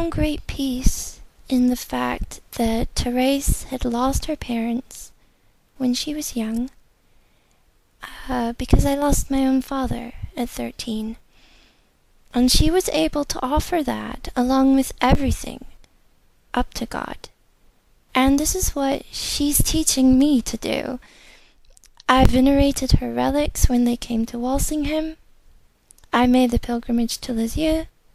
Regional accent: United States; I'm from America

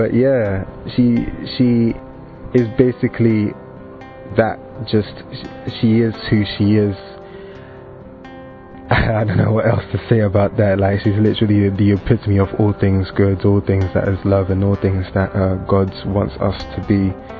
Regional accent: London, United Kingdom; also born or lived in Democratic Republic of the Congo; I'm 21 and I'm from London, UK, originally from DRC, the Democratic Republic of Congo.

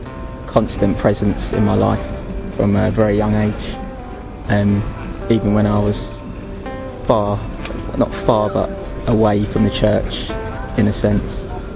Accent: London, United Kingdom; from North West London.

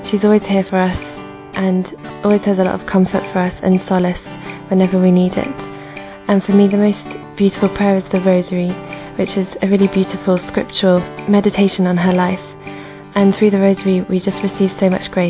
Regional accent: London, United Kingdom; I'm 24 and I'm from London.

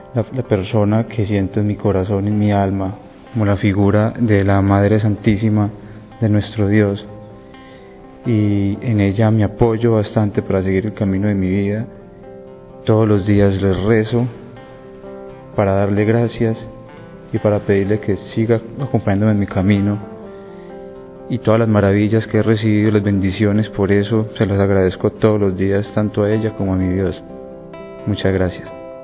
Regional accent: Colombia; soy colombiano

